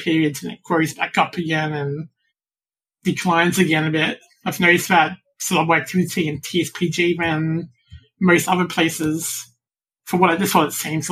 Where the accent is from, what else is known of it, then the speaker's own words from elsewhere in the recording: Australia; From Australia.